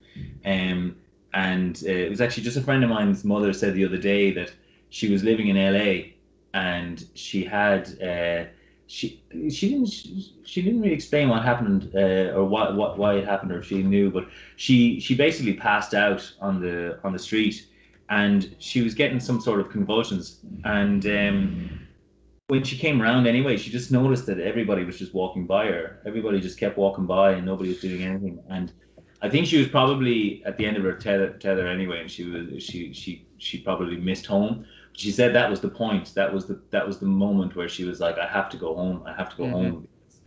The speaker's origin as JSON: {"language": "English", "country": "Ireland", "tie": "born or raised there", "said": "growing up in Ireland"}